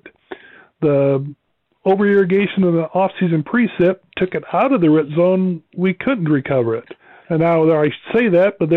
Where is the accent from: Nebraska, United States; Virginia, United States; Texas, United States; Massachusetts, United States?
Nebraska, United States; I grew up in Nebraska